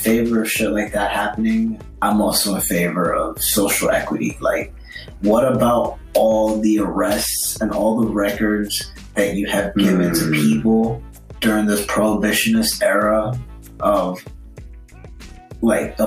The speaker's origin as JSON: {"language": "English", "town": "New York City", "region": "New York", "country": "United States", "said": "you can take me out of New York, you can't take the New Yorker out of me"}